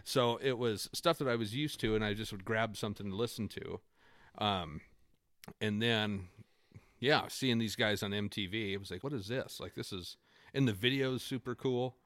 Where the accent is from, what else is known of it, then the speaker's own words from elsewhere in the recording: Okanogan, Washington, United States; now in Spokane, United States; I was born and raised in Okanagan, Washington. I'm a tiny little town in north central Washington.